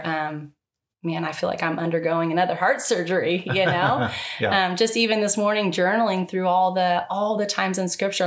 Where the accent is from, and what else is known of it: Tehachapi, California, United States; born or raised there; now in Bakersfield, United States